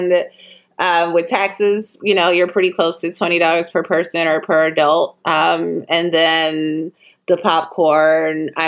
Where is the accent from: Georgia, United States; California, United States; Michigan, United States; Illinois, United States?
Illinois, United States; Chicago; now in Los Angeles, United States; I'm from Chicago where we have Garrett's popcorn